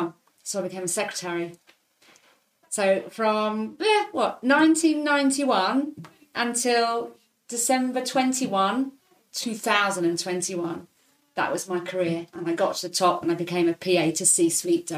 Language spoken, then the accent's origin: English; Hong Kong; moved away; also born or lived in Leicester, United Kingdom / London, United Kingdom; I grew up in Hong Kong